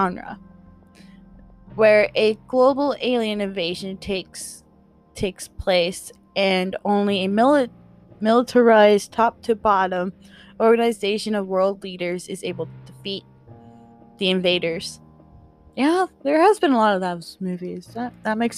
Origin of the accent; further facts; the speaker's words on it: United States; I'm American